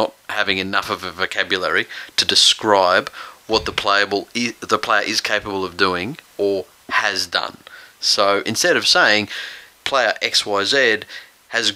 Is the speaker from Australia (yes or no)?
yes; Bankstown, New South Wales, Australia; I was born in Bankstown Hospital.